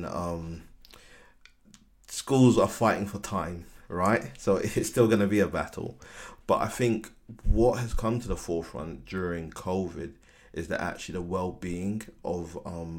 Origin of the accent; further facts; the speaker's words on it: London, United Kingdom; I grew up in Bermondsey, and around that time it was really rough